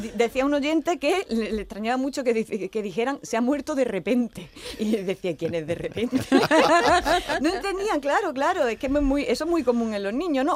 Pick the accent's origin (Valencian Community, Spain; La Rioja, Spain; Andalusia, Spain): Andalusia, Spain; Jaén; yo que soy de Jaén